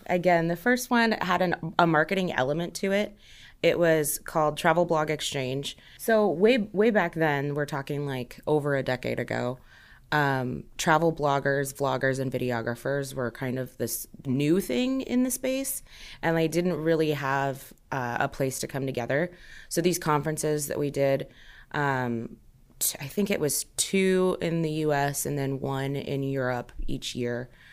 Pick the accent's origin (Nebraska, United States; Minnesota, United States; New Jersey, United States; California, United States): Nebraska, United States; Omaha; I'm not originally from Omaha, but I definitely call it home. It's where I've grown up, it's where I've spent most of my life